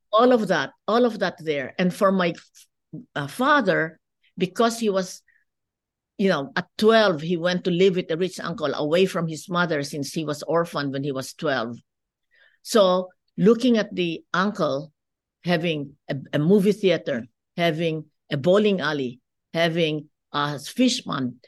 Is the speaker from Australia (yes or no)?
no; Philippines; moved away as an adult; now in United States; as you can see from my accent, I'm not, uh, born in the United States. I grew up in the Philippines.